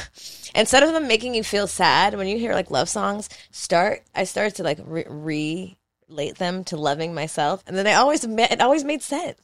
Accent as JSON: {"language": "English", "town": "Philadelphia", "region": "Pennsylvania", "country": "United States", "tie": "born or raised there", "moved": "yes", "said": "my hometown of Philadelphia"}